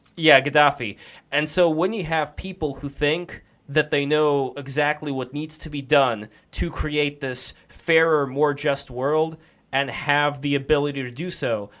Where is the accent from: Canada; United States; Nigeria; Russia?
Russia; moved away; I am also an immigrant. I'm also from Russia